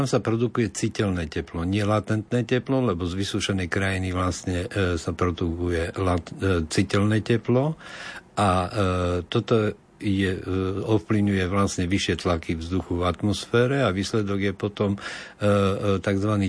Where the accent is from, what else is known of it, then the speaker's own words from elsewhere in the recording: Košice, Košice Region, Slovakia; Ja, ja som z Košic